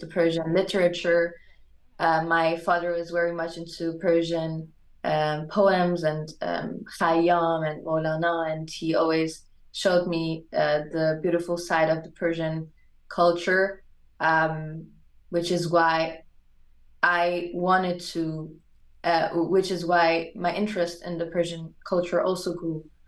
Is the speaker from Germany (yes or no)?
yes; Germany; English is a second language; also born or lived in Hamburg, Germany; I was born and raised in Germany